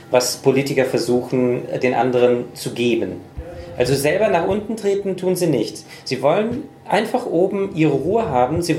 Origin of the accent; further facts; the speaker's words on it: United States; Und ich bin Amerikaner.